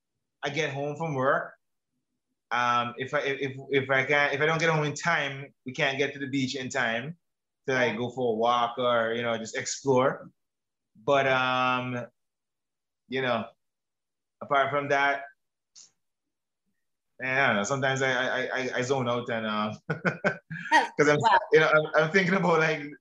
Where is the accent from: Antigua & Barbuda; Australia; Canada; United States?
Antigua & Barbuda; I'm from Antigua and Barbuda